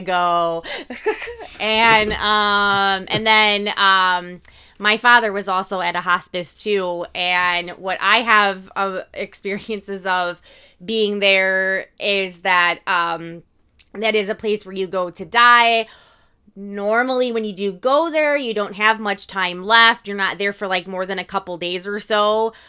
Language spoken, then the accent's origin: English; Indiana, United States; we're from Indiana